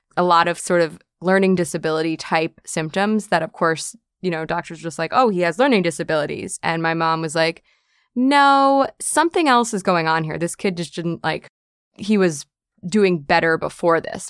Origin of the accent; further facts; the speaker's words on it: New York City, New York, United States; born and raised on the island of Manhattan